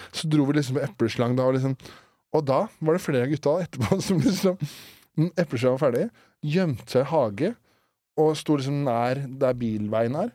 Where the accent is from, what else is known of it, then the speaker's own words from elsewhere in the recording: Årnes, Akershus, Norway; når jeg vokste opp på Ornis